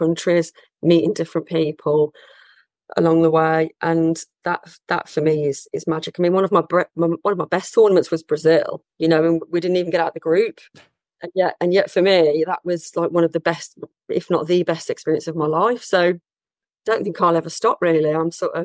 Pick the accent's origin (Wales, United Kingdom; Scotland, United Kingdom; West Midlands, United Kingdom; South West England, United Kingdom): West Midlands, United Kingdom; Birmingham; I'm from Birmingham